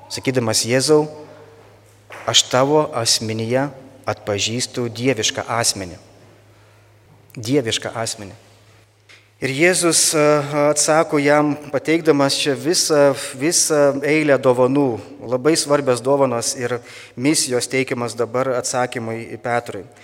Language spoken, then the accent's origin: Lithuanian; Lithuania; mes lietuviai turim kiek karalių?